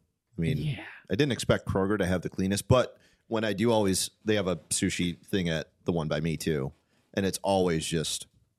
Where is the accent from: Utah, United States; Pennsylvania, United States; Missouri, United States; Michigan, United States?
Michigan, United States; Detroit; I grew up in Detroit